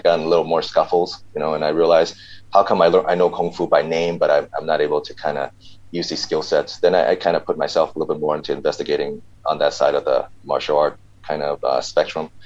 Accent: suburbs outside Chicago, Illinois, United States; also born or lived in Hong Kong; I was born here, and then I went to America when I was about seven

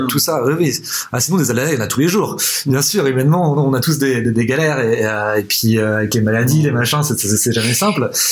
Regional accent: Nantes, Pays de la Loire, France; moi historiquement, je suis nantais

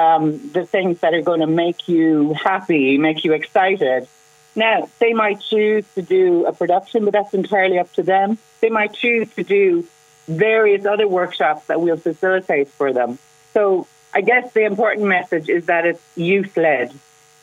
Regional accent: Kinsale, Munster, Ireland; I'm from Kinsale and I know how community-oriented we are

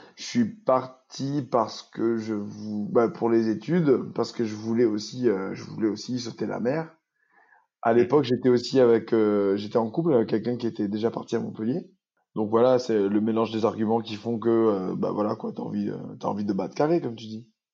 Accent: Saint-Benoît, Réunion; moved away; also born or lived in Albi; j'ai grandi à Saint-Benoît dans un quartier agricole.

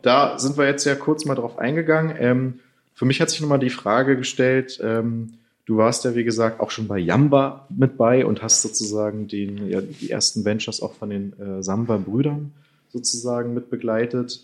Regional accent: Germany; wir denn auch als Deutsche

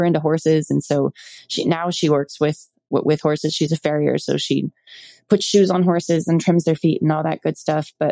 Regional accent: Malibu, California, United States; I was born in Malibu, California

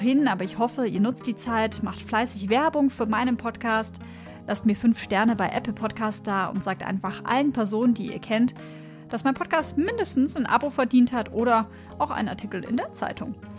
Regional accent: Bavaria, Germany; ich bin in Bayern aufgewachsen.

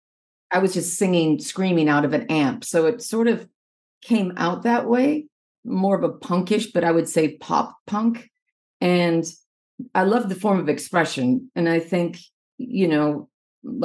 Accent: Minnesota, United States; I'm originally from Minnesota, and I grew up in this little suburb, like about 25 miles south of Minneapolis in the 80s.

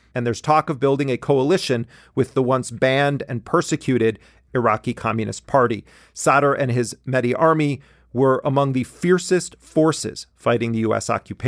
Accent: Milwaukee, Wisconsin, United States; my hometown of Milwaukee, Wisconsin

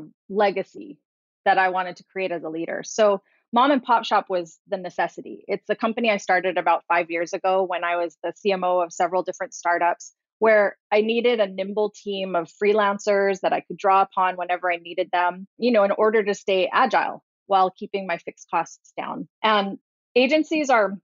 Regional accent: Hawaii, United States; moved away; also born or lived in Washington; I was born and raised in Hawaii

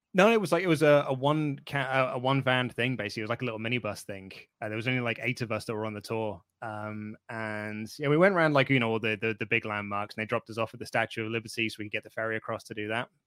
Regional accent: United Kingdom; I'm British

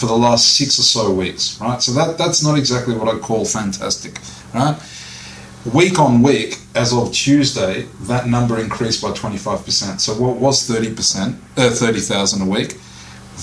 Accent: Australia; moved away as an adult; I'm Australian born and bred

